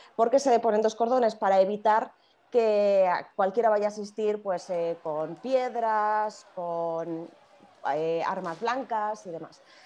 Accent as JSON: {"language": "Spanish", "country": "Spain", "said": "Nosotros, los españoles, no podemos salir de nuestra comunidad autónoma."}